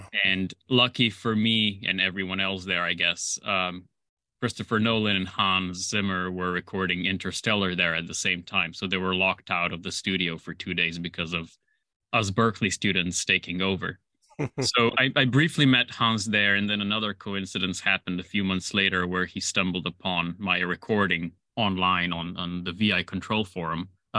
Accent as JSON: {"language": "English", "country": "Slovenia", "tie": "born or raised there", "said": "So I was born and raised in Slovenia. It's a small chicken-shaped country bordering Italy, Austria, Croatia, and Hungary."}